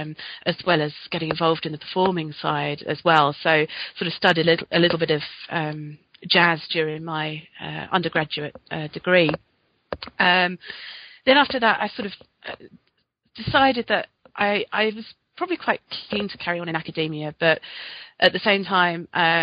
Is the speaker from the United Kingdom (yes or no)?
yes; London, United Kingdom; Well, I'm from South London, born in South London, about 10 miles outside the capital